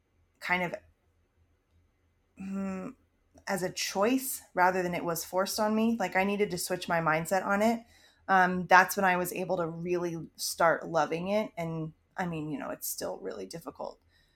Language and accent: English; Maryland, United States; I mean I grew up in Maryland. We never lived more than an hour or so from DC, so that's obviously very influential in the way that I grew up.